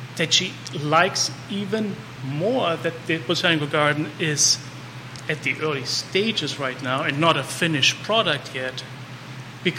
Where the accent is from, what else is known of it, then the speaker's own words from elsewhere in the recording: Germany; also born or lived in Munich; now in Charlottesville, United States; I grew up in Germany. I lived in Munich